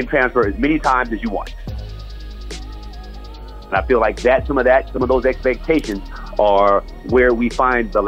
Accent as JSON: {"language": "English", "town": "Los Angeles", "region": "California", "country": "United States", "tie": "born or raised there", "said": "I lived on 7th Avenue Vernon, grew up there, went to Crenshaw"}